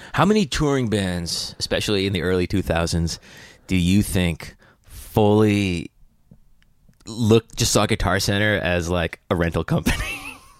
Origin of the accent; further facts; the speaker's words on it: upstate New York, United States; moved away as an adult; also born or lived in Atlanta / Athens / Nashville; now in New York, United States; I grew up upstate